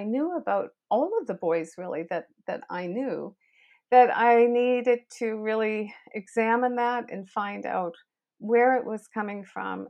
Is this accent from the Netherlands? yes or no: no; Canada; I'm Canadian, and I've been in education for over 40 years